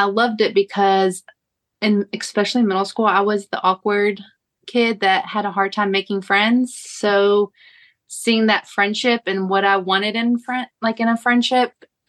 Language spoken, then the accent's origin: English; Kentucky, United States; I am from Kentucky